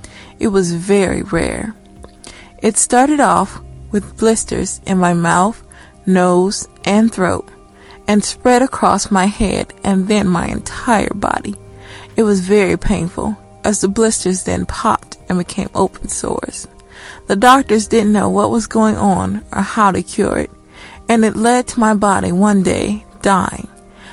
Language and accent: English; Cleveland, Ohio, United States; I'm from Cleveland, Ohio.